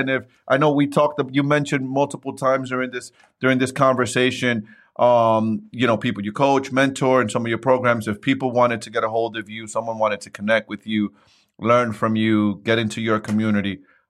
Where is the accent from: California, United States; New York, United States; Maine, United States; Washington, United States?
New York, United States; New York City; Right, I come from born and raised in New York City. Come from the hood, and I want to provide.